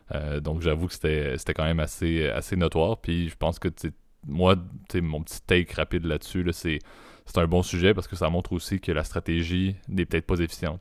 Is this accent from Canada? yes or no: yes; Canada; en tant que bon Canadien pacifiste